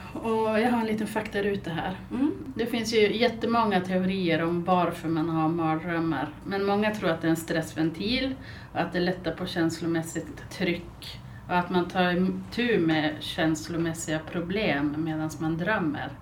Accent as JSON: {"language": "Swedish", "town": "Byske", "region": "Västerbotten County", "country": "Sweden", "tie": "born or raised there", "also_born_or_lived": "Malmö / Gothenburg / Alingsås", "moved": "as an adult", "lives_now": "Skellefteå, Sweden", "said": "Sen har jag flyttat tillbaks till Byske där jag är född och uppvuxen och sen hamnade jag i Skellefteå igen"}